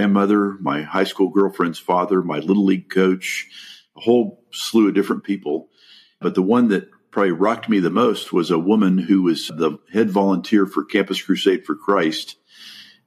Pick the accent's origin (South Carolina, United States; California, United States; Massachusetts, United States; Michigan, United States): California, United States; Los Angeles; also born or lived in The Hague, Netherlands; now in Dallas, United States; My parents moved to the United States when I was 2, and I grew up in East Los Angeles